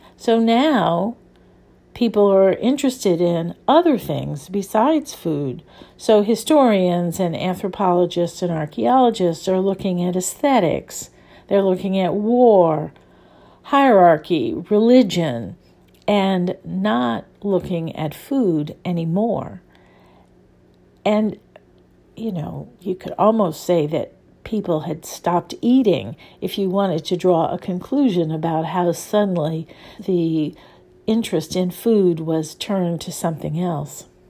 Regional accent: New Orleans, Louisiana, United States; I grew up in New Orleans, where there is a very, very strong food culture

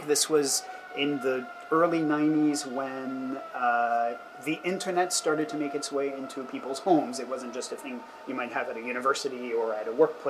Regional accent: France; now in United States; I was growing up in France at the time

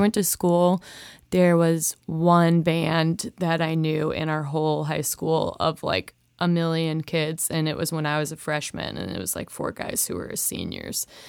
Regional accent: Rosemount, Minnesota, United States; moved away as an adult; now in Nashville, United States; I grew up in Minnesota

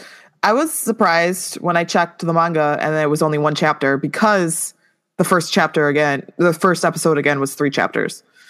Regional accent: United States; I'm American.

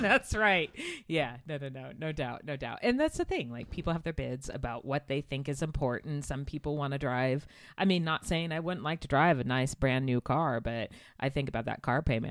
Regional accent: United States; I'm an American

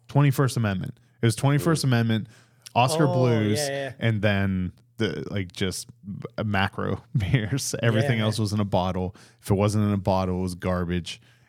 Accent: East Coast, United States; because they knew I was from the East Coast

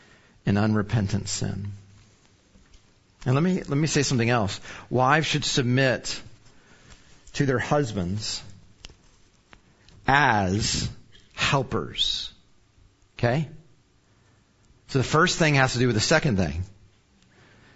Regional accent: Arlington, Texas, United States; I'm from Arlington originally. So our families were here

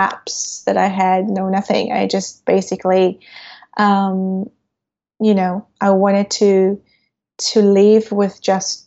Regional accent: Israel; growing up in Israel at that time

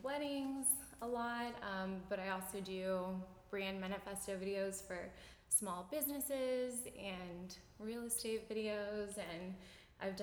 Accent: Tampa, Florida, United States; I'm born and raised in Tampa

